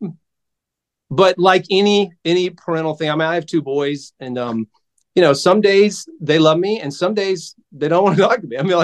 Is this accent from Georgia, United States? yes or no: yes; South Georgia, United States; I grew up in South Georgia. In a really, really small town